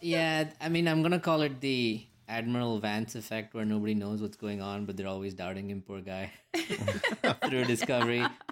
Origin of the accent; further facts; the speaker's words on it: India; as an Indian